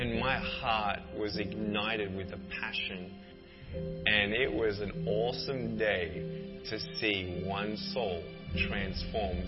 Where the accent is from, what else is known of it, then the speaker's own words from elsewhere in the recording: Melbourne, Victoria, Australia; I was born in Melbourne, Australia, 1982